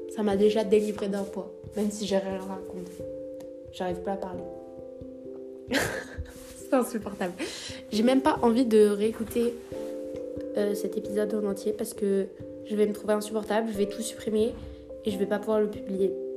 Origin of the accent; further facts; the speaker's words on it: France; Je suis née en France, j'ai vécu en France toute ma vie